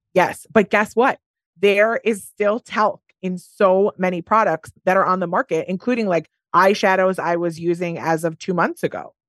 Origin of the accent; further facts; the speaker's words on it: Wisconsin, United States; I'm from Wisconsin